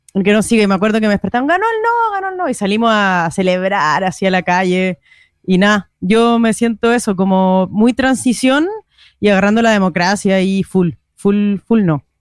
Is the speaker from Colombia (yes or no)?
no; Chile; now in Madrid, Spain